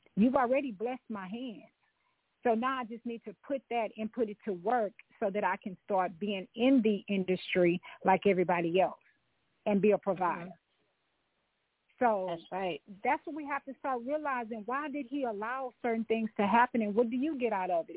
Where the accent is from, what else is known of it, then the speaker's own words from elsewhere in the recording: Louisiana, United States; my family, yeah. we're from Louisiana